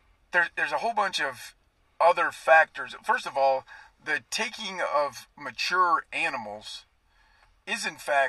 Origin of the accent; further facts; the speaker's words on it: Kansas, United States; I come from Kansas, hunted a lot more whitetails, shot a couple of mule deer in Kansas, but it's not a big thing. We're a whitetail state